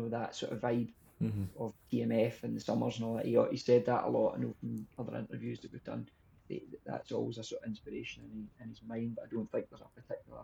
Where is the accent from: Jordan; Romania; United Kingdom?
United Kingdom; Scotland; as Scottish people